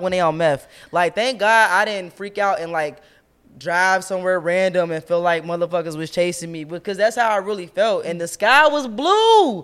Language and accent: English; Cincinnati, Ohio, United States; I'm from Cincinnati.